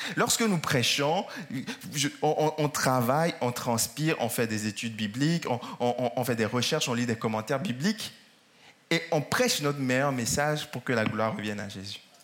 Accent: France; dans notre pays de France

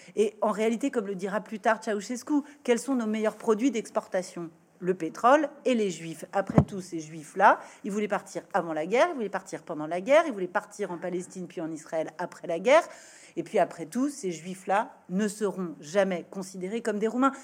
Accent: France; la première génération née en France et ne parlant pas le roumain

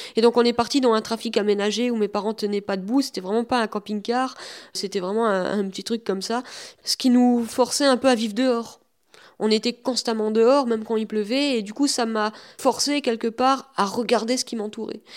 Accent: Rombas, Grand Est, France; also born or lived in Metz; Je suis né à Metz, mais j'ai vécu depuis tout petit à Romba

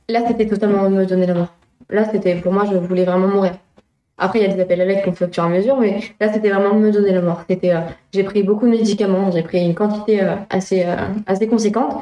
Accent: La Flèche, Pays de la Loire, France; also born or lived in Le Mans / Luché-Pringé; je suis née à La Flèche

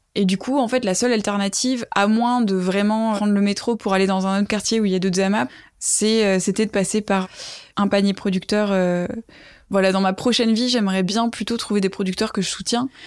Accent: Toulouse, Occitania, France; moved away as an adult; also born or lived in Ireland; now in Paris, France; je suis toulousaine à la base

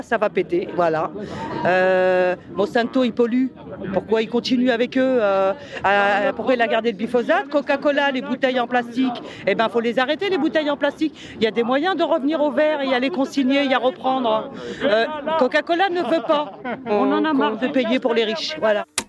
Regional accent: France; on est peut-être des Français

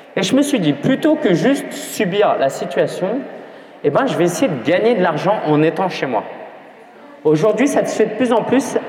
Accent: France; je suis né en France, mes parents étaient chinois

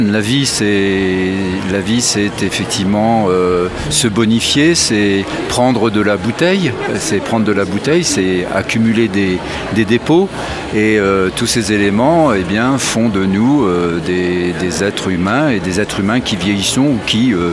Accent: Grand Est, France; Je viens de Champagne, oui

